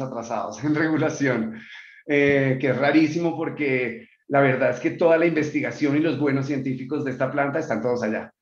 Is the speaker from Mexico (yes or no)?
no; Colombia; moved away; de dónde yo vengo, yo soy colombiano